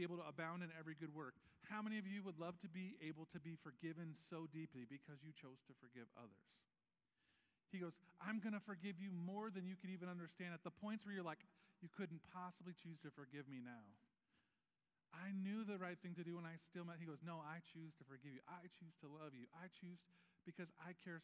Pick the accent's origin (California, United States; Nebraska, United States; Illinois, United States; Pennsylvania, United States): Nebraska, United States; now in Syracuse, United States; I grew up in Nebraska